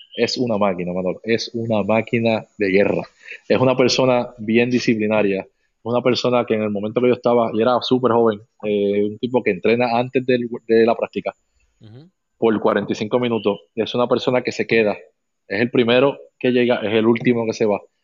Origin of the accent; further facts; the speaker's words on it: Carolina, Puerto Rico; yo soy de Carolina